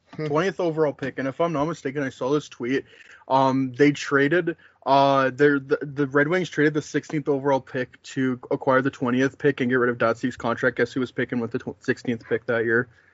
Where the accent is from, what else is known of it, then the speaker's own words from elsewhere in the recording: Edmonton, Alberta, Canada; my hometown of Edmonton